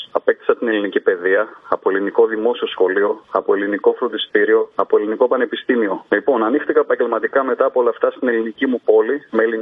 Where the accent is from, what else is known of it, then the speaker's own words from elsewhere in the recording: northern Greece, Greece; γεννήθηκα στην Ελλάδα κι εγώ και μάλιστα στη Βόρεια Ελλάδα που γίνεται όλο αυτό ο τόρο από ελληνική οικογένεια πάπου προ πάπου. Μεγάλωσα με τα ελληνικά τα ήθη και τα έθιμα